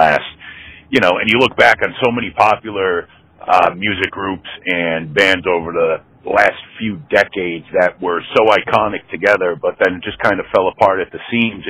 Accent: New England, United States; I grew up in New England

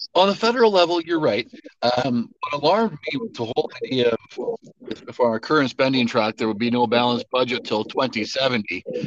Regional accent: Alberta, Canada; was born and raised in Alberta

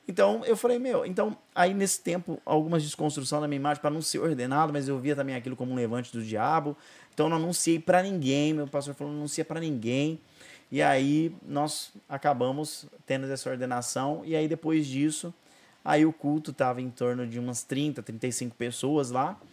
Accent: Brazil; moved away; Aí fui embora para Ribeirão num tempo assim sabático, precisava voltar para minha cidade natal

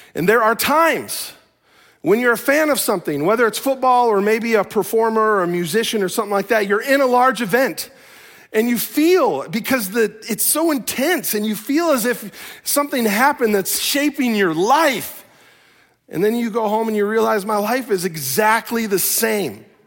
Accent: Chicago, Illinois, United States; now in Minnesota, United States; I am from Chicago

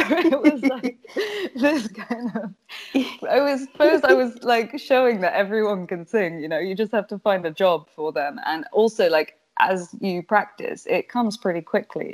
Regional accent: United Kingdom; now in Amsterdam, Netherlands; I'm British, British originally

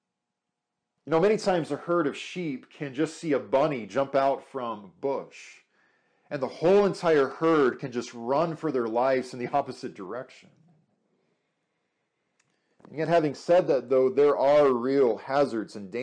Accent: Arizona, United States; I grew up in Arizona

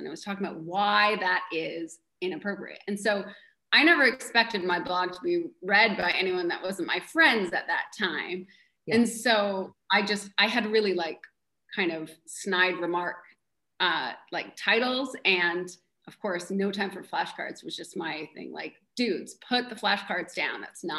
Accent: Canada; moved away as an adult; also born or lived in Missouri; now in Bainbridge Island, United States; I'm Canadian

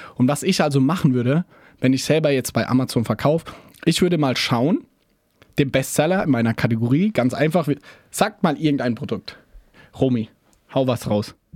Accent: Germany; Wir als Deutsche

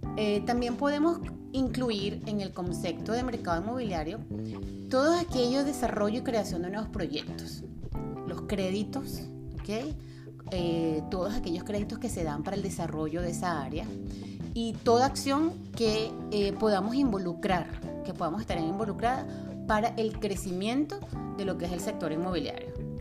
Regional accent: Caracas, Capital District, Venezuela; moved away as an adult; also born or lived in Mexico; now in Florida, United States; soy venezolana, nací en Venezuela, soy caraqueña, nací en Caracas

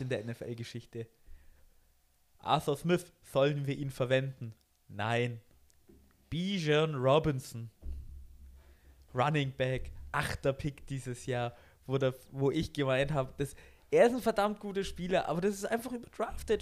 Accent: Germany; bei uns in Deutschland

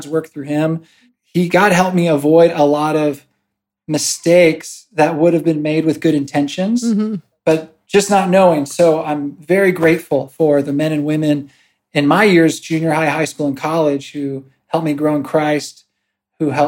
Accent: California, United States; also born or lived in San Antonio, Texas; now in Ostrava, Czech Republic; originally from California, but I call San Antonio, Texas home

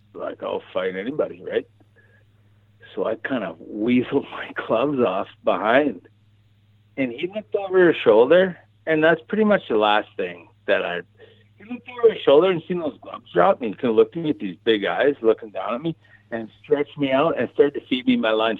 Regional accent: Cranbrook, British Columbia, Canada; my hometown, Cranbrook

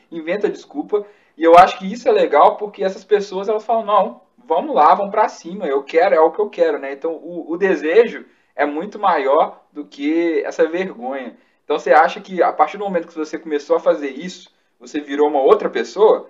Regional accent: Minas Gerais, Brazil; a gente é mineiro

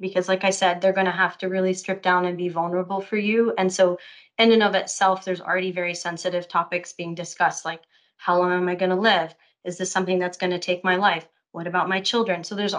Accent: Lebanon; also born or lived in Saudi Arabia; now in Austin, United States; I'm originally Lebanese. But I was born in Saudi Arabia in what I call a bubble.

